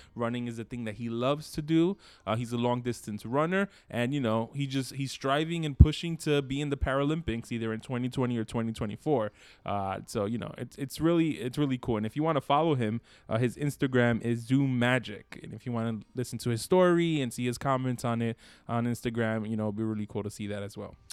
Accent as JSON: {"language": "English", "town": "Brooklyn", "region": "New York", "country": "United States", "accent": "New York", "said": "we're New Yorkers, so by nature we have our own little accents"}